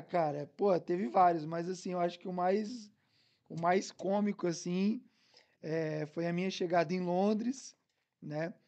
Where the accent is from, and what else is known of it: Brazil; now in Algarve, Portugal